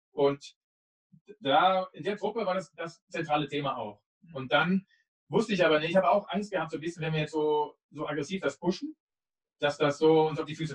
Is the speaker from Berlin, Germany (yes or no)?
no; Cologne, North Rhine-Westphalia, Germany; Ich bin damals, glaube ich, in meinem Skateboard, BMX-Rad oder sonst irgendwas, nicht in Köln, wo ich herkomme, am Ring an einem, diesem Zeitungs, äh, diese Aufsteller, wo man die umsonst rausnehmen kann, bin ich vorbeigefahren.